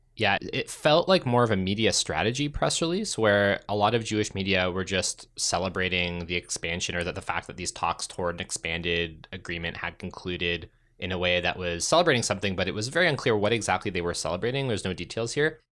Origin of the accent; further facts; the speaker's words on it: Ontario, Canada; I grew up in Ontario